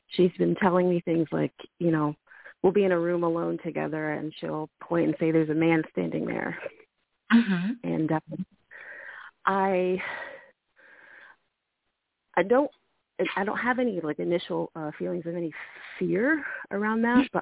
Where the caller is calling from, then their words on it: Asheville, North Carolina, United States; I'm calling from Asheville, North Carolina.